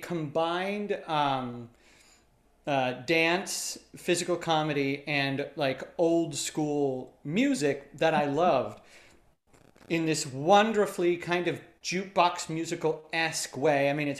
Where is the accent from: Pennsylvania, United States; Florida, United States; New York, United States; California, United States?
Pennsylvania, United States; Reading; Reading, Pennsylvania.